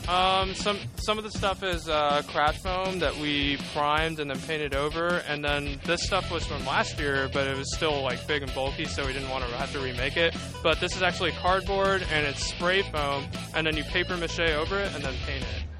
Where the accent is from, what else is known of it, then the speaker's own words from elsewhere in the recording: Illinois, United States; now in South Carolina, United States; originally from Illinois, but we came down from South Carolina